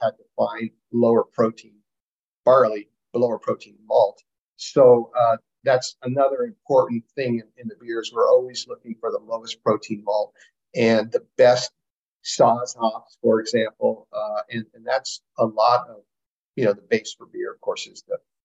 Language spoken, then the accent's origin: English; San Francisco, California, United States; now in Wisconsin, United States; I'm from California, from San Francisco